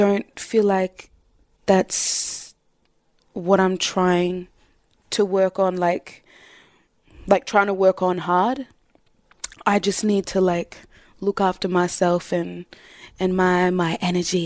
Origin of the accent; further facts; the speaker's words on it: Southeast, United States; growing up in the Southeast and, you know, majority white people